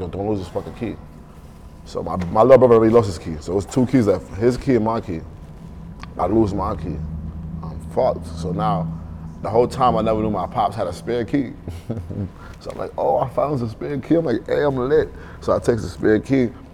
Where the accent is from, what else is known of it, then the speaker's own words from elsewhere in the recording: New York City, New York, United States; Growing up in Brooklyn, bro, that shit taught me a lot.